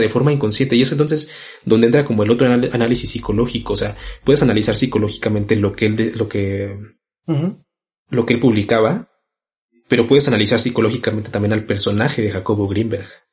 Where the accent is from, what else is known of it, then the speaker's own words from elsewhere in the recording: Mexico; como mexicanos y como latinoamericanos